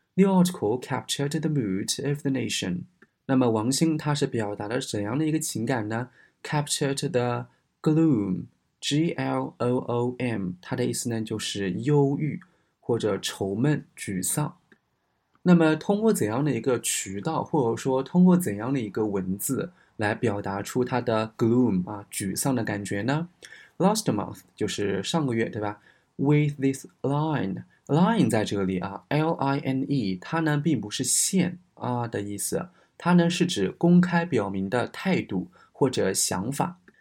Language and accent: Chinese; China; ofo 的话呢，我们中国人都知道